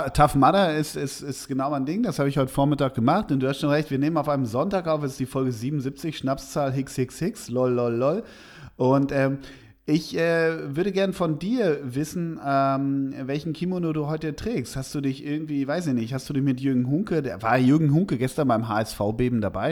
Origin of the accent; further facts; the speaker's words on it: Schalke region, North Rhine-Westphalia, Germany; Ich komme ja grob aus der Region.